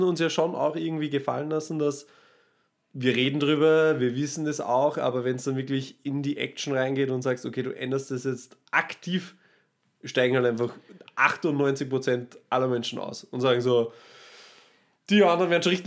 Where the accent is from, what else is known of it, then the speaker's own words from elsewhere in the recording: Austria; da sind wir Österreicher